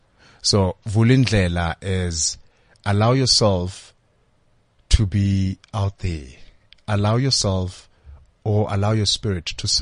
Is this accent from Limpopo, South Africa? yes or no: yes; Limpopo, South Africa; you know, I'm doing my honors. I'm from Limpopo.